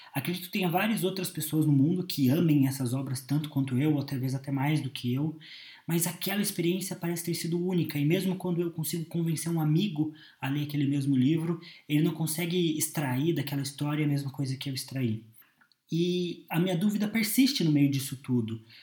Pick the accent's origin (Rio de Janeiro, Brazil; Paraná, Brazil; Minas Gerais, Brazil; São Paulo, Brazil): Paraná, Brazil; Curitiba; eu tenho 22 anos, sou de Curitiba